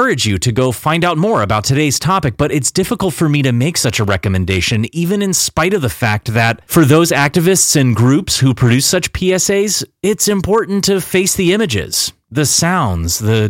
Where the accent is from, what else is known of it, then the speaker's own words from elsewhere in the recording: United States; a middle-class American kid growing up in the late 80s and early 90s